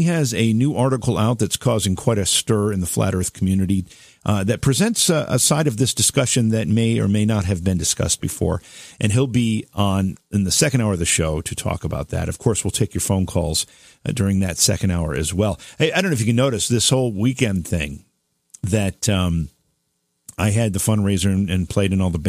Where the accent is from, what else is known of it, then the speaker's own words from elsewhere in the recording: Oneonta, New York, United States; someone who grew up in my hometown of Oneonta, New York.